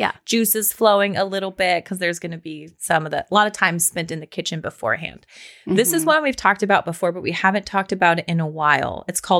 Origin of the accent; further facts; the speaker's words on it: Pacific Northwest, United States; I'm from the Pacific Northwest. I love that smell.